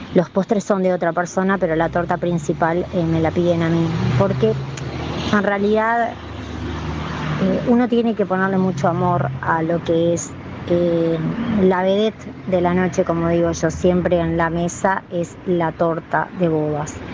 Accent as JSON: {"language": "Spanish", "country": "Uruguay"}